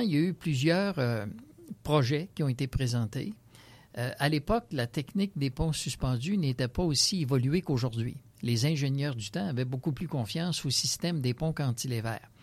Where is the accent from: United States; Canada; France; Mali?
Canada; Saint-Romuald, Quebec; je suis natif de Saint-Romuald